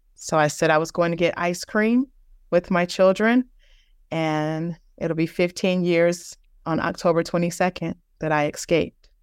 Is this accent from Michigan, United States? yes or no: no; Virginia, United States; moved away as an adult; also born or lived in Houston, Texas / Denver, Colorado; I'm originally from Virginia. We were living in Houston.